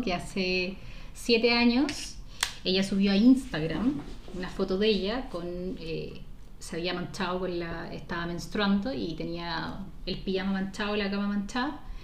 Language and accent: Spanish; Chile; ese conservadurismo que nos, que nos caracteriza mucho como sociedad chilena